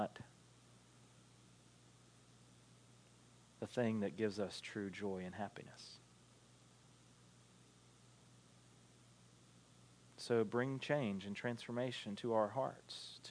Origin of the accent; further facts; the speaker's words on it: Alma, United States; accent: Southern; We're all from Alma or around Alma. We all speak fairly much the same language